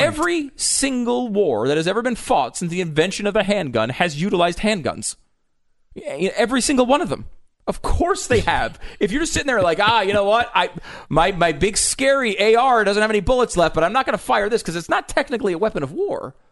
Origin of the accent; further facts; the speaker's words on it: Connecticut, United States; growing up in Connecticut, largely